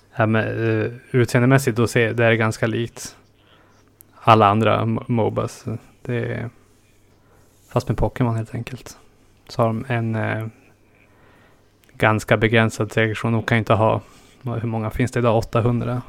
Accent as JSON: {"language": "Swedish", "region": "northernmost Norrland", "country": "Sweden", "tie": "born or raised there", "moved": "yes", "said": "mina hemtrakter i norraste Norrland och inlandet"}